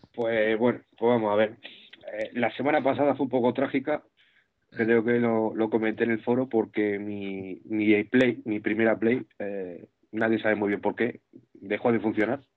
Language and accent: Spanish; Madrid, Community of Madrid, Spain; soy de Madrid